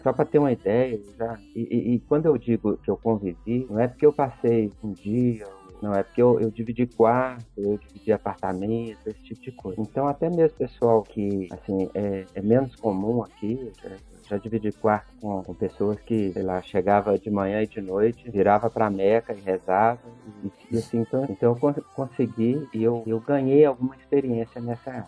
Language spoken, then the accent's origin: Portuguese; Brazil; also born or lived in Buenos Aires; now in Belo Horizonte, Brazil; eu, como brasileiro